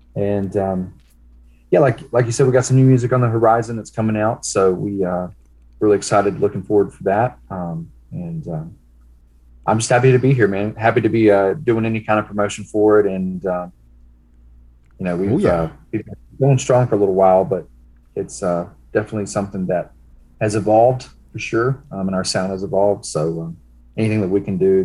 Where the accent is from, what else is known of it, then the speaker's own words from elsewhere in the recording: Cherokee, North Carolina, United States; also born or lived in Hickory, North Carolina; now in Cleveland, United States; I'm from Cherokee, North Carolina